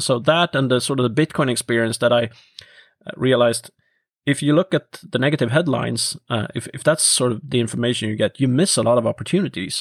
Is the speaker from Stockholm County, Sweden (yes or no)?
no; Norrköping, Östergötland, Sweden; my hometown Norrköping